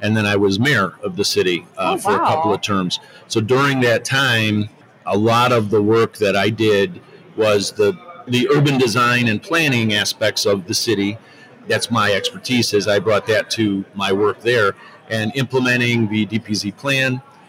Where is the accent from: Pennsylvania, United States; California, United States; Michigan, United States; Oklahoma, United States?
Michigan, United States; Detroit